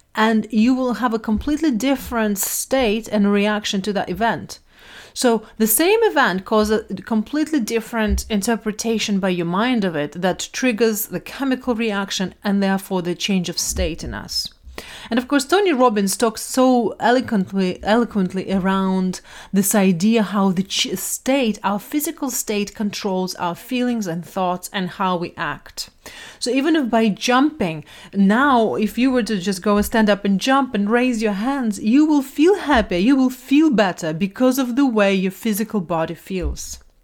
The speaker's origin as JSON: {"language": "English", "country": "Russia", "tie": "born or raised there", "moved": "yes", "said": "I grew up in Russia in a quite, um, quite a stern society"}